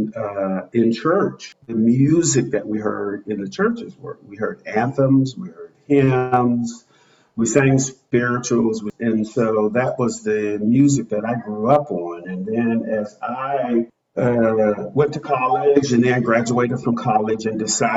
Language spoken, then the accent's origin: English; Montgomery, Alabama, United States; I grew up in Montgomery, Alabama, during the Civil Rights Movement.